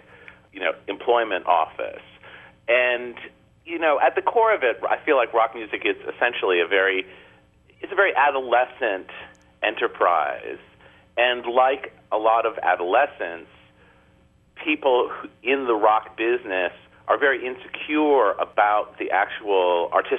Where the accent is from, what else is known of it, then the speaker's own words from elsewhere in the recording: New York, United States; as a New Yorker